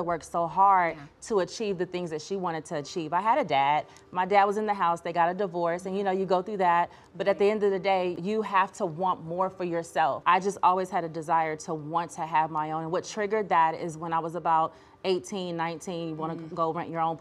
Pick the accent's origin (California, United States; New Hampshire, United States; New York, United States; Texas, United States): California, United States; Los Angeles; We grew up in South Central